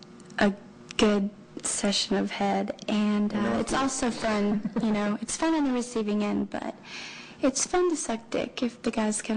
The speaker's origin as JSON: {"language": "English", "town": "Baton Rouge", "region": "Louisiana", "country": "United States", "said": "I'm from Louisiana."}